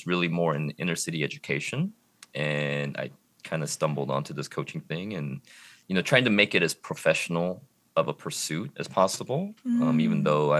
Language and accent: English; Eugene, Oregon, United States; also born or lived in Korea / Harlem, New York / Portland, Oregon; now in Lake Oswego, United States; I'm originally from the Eugene Springfield area here, 2 hours south of Portland.